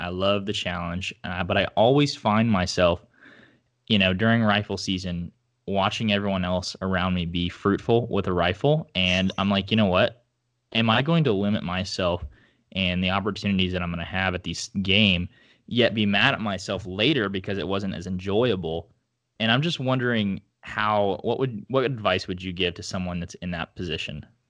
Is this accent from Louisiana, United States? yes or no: no; northeast Oklahoma, United States; there's a lot of um, segmented land where I grew up in like northeast Oklahoma